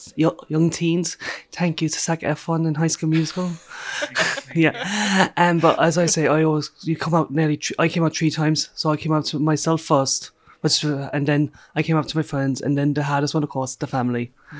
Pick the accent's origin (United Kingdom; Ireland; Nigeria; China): Ireland; Rosscarbery, Munster; I am from Roscarbery in County Cork. It's a small village just an hour away from Cork. I live on my family farm.